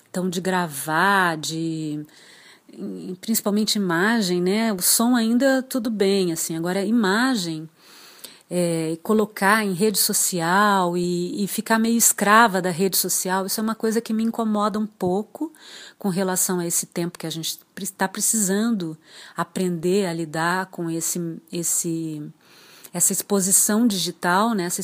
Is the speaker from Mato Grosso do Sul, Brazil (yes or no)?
yes; Dourados, Mato Grosso do Sul, Brazil; born there; now in Porto Alegre, Brazil; Eu sou nascida em Dourados, no Mato Grosso do Sul, mas vivo em Porto Alegre desde 1988. Quer dizer que eu passei mais tempo em Porto Alegre do que em Dourados.